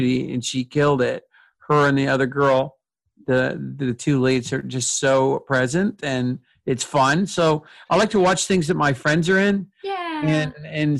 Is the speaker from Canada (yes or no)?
yes; Canada; proud of being Canadian